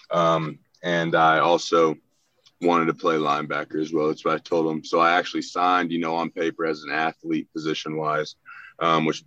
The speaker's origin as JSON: {"language": "English", "town": "Hominy", "region": "Oklahoma", "country": "United States", "tie": "born or raised there", "said": "growing up in Hominy is such a small town"}